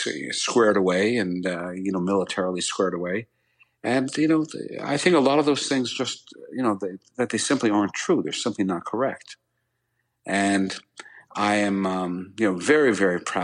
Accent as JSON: {"language": "English", "town": "Greenwich", "region": "Connecticut", "country": "United States", "tie": "born or raised there", "said": "my hometown of Greenwich, Connecticut"}